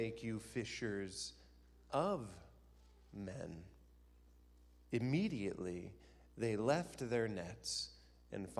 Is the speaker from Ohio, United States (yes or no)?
yes; Van Wert, Ohio, United States; I'm from a small town in northwest Ohio, a little town that, if you look out the window, it looks very similar to here. It's a town called Van Wert, Ohio